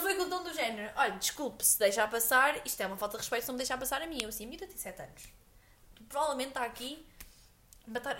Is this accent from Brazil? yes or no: no; Aveiro, Centro, Portugal; nós cá em Aveiro, pronto, somos de Aveiro